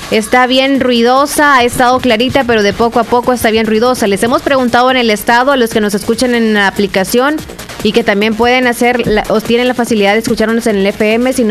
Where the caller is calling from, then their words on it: Honduras; Hola, hola. Buenos días, saludos acá desde Honduras.